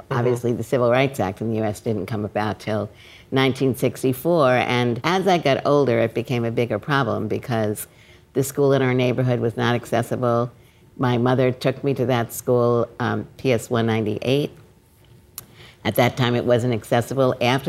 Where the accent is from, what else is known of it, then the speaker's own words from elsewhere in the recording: New York City, New York, United States; So I grew up in Brooklyn, all of you from Brooklyn. And at that time, so I was born in 1947.